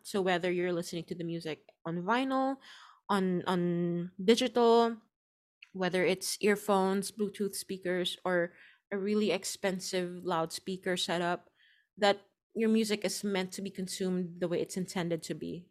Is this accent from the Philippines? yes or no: yes; Philippines; moved away; my home country